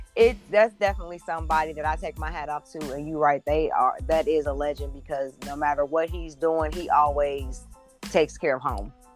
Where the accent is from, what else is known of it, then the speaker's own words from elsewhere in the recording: Indianapolis, Indiana, United States; moved away; I grew up in Indianapolis. I'm not originally from Indiana, but I did spend several years there.